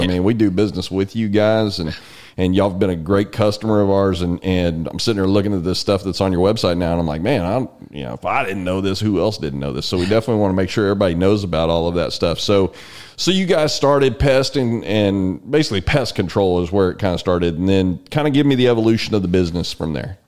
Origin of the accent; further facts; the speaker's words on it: San Antonio, Texas, United States; I grew up in San Antonio.